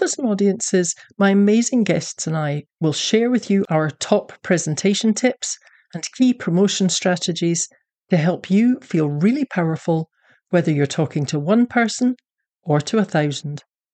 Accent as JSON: {"language": "English", "region": "Scotland", "country": "United Kingdom", "moved": "yes", "lives_now": "Texas, United States", "said": "I'm a Scottish Texan"}